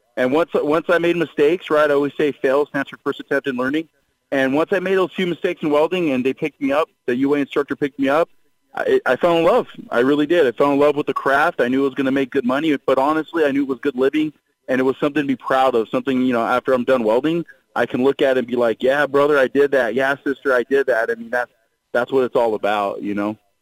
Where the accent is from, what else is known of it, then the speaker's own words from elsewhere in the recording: Long Beach, California, United States; growing up in Long Beach, California